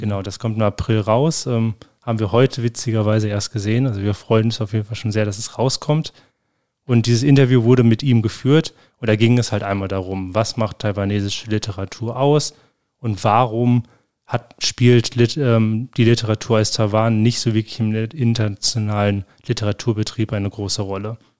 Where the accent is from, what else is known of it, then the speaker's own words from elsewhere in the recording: Germany; bei uns in Deutschland